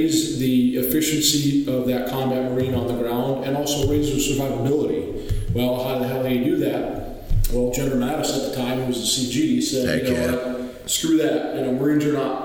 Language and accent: English; Kuwait; also born or lived in Huntington Beach; now in United States; So I grew up in Kuwait